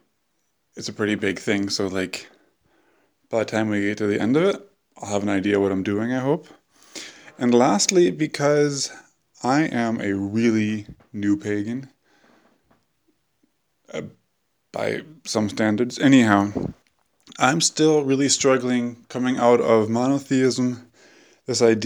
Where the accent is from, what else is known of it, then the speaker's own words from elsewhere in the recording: United States; now in Europe; I like being an American in Europe